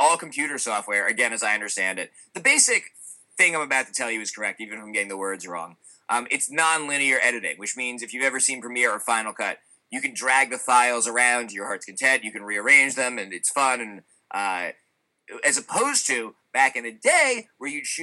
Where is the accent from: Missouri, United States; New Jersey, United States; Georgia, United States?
New Jersey, United States; Cranford; I grew up in New Jersey in a town called Cranford, which was a wonderful place to grow up.